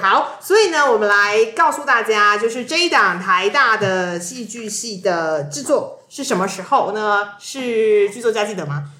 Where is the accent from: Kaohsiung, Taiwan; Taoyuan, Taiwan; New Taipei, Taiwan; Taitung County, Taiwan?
Kaohsiung, Taiwan; moved away as an adult; also born or lived in Hsinchu; now in Taipei, Taiwan; 虽然我已经北漂二十年， 对吧？嗯 二十，天哪，我的妈呀！好，就是十多年，因为我都在台北，都在北部工